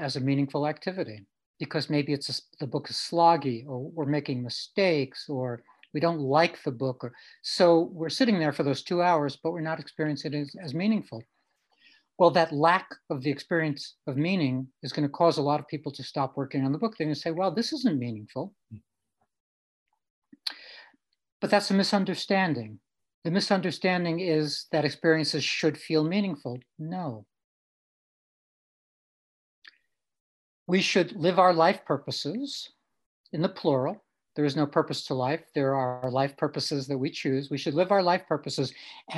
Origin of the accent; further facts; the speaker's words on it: New York City, New York, United States; when I was growing up in Brooklyn. Grew up with my mom, just the two of us.